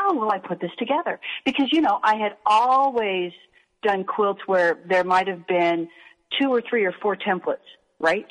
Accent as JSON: {"language": "English", "town": "Hastings", "region": "Nebraska", "country": "United States", "tie": "born or raised there", "said": "I had learned how to quilt in 4-H when I was a kid growing up in Hastings, Nebraska."}